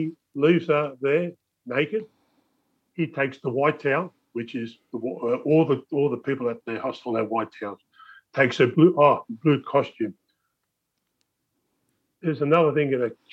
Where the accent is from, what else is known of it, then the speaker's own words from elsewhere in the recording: Wollongong, New South Wales, Australia; I lived there all my life. I know what was up there. I've lived in this area all my life. And Prairie Meadow and Balgownie is an area